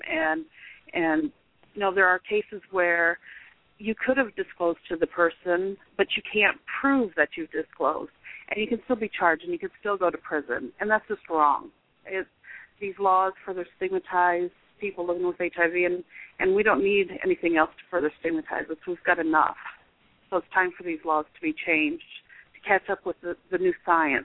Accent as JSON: {"language": "English", "region": "Iowa", "country": "United States", "also_born_or_lived": "Texas", "said": "I'm from Iowa, so we came up to Iowa to get married"}